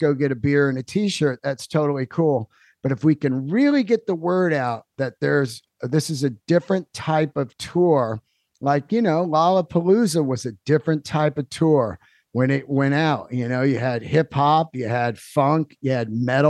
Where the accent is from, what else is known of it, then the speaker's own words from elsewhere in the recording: San Francisco, California, United States; our hometown of San Fran. We're both from San Francisco